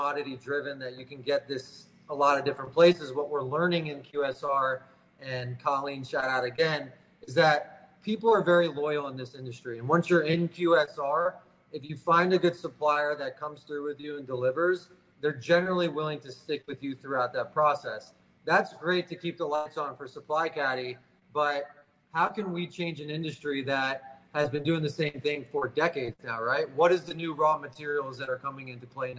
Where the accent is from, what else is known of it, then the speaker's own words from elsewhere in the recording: Tampa, Florida, United States; now in Miami Beach, United States; I grew up in Tampa